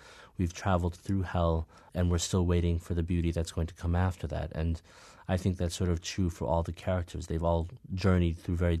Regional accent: Midwest, United States; as a young man, especially growing up in the Midwest with this sort of very complicated identity of being both Black and African and not knowing exactly where I fit

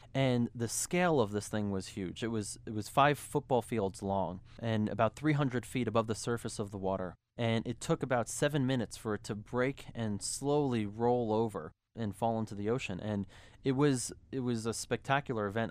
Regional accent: New York City, New York, United States; I grew up in New York. I'm from New York City.

